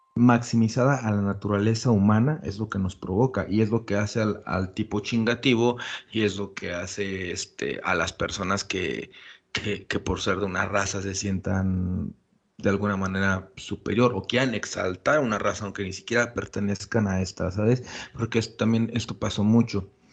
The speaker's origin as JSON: {"language": "Spanish", "country": "Mexico", "said": "Somos un pueblo mestizo y somos mexicanos"}